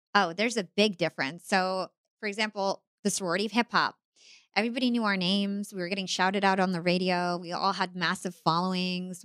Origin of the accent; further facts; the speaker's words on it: United States; I'm Palestinian American, I'm Arab American